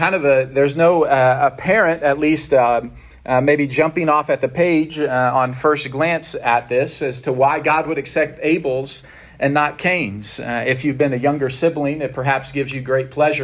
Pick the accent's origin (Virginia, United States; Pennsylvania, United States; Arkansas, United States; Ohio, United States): Arkansas, United States; I am from Arkansas